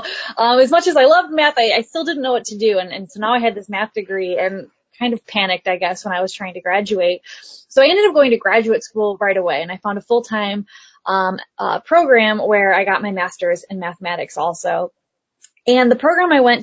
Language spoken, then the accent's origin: English; Midwest, United States; moved away as an adult; I'm from the Midwest